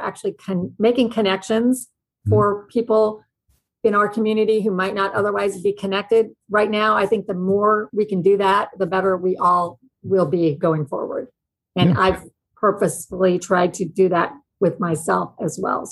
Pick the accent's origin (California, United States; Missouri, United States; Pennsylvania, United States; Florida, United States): Missouri, United States; Kansas City; I'm from Kansas City. I grew up in Kansas City, Missouri